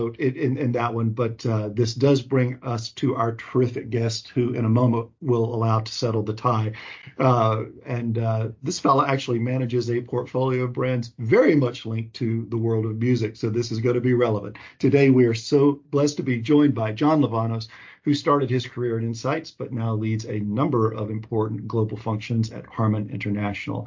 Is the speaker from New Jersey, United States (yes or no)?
no; Nashville, Tennessee, United States; coming to you from my hometown of Nashville, Tennessee, in the United States